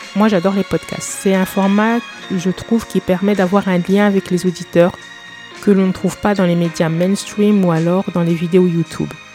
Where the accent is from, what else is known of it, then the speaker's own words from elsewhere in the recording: eastern France, France; also born or lived in England; je suis française, je suis née et j'ai grandi dans l'est de la France